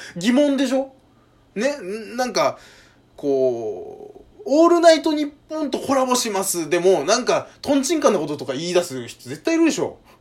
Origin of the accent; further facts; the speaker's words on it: Kanto, Japan; 僕関東の人間